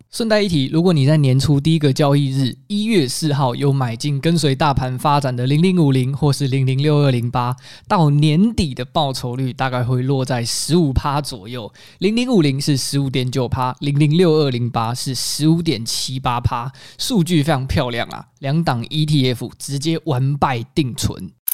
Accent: Taiwan; 身为台湾人

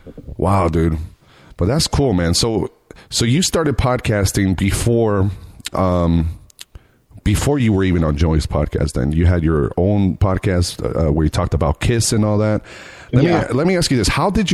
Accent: United States; Dude, as an American, I apologize.

